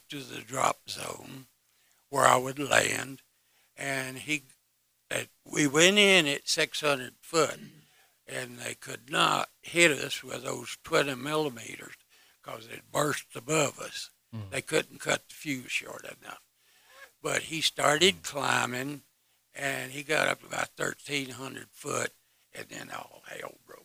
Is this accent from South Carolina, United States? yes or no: yes; Greer, South Carolina, United States; moved away as an adult; I was born in South Carolina, between Greenville and Spartanburg, little town of Greer